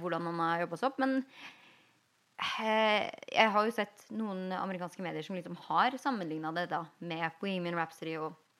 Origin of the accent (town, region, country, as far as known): Norway; now in Los Angeles, United States